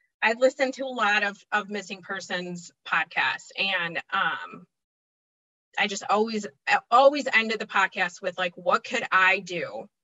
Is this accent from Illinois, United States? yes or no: yes; Chicago, Illinois, United States; I'm from Chicago, Illinois. I grew up in the suburbs, been still in Chicago